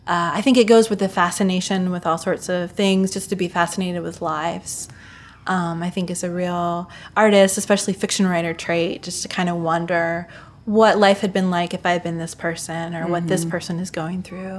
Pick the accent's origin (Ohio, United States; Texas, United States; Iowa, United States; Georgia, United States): Ohio, United States; Mansfield; I grew up in Mansfield, Ohio, which is the home of the Shawshank Redemption